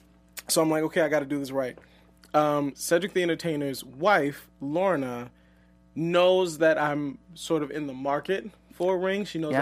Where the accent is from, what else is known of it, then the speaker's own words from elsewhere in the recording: the South, United States; but we're both from the South, so there was a lot of pressure to get married.